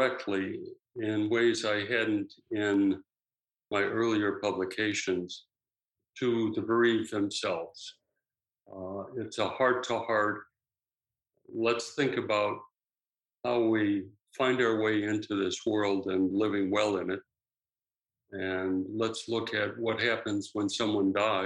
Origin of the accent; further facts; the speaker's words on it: Wheaton, Illinois, United States; moved away as an adult; also born or lived in Ohio; now in Vancouver, Canada; I grew up in Wheaton, Illinois, about 25 miles straight west of Chicago